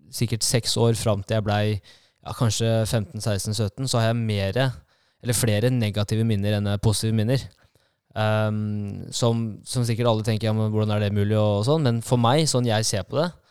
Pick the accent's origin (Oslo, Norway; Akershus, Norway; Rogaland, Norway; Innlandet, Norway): Innlandet, Norway; Kongsvinger; Jeg er født og oppvokst eh, på Kongsvinger